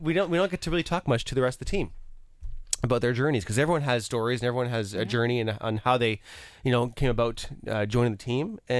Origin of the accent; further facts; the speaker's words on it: LaSalle, Ontario, Canada; I grew up in LaSalle and, in a neighborhood